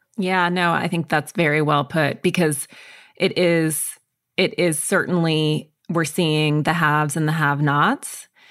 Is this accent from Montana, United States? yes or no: yes; Montana, United States; I grew up in Montana and in the woods, essentially in isolation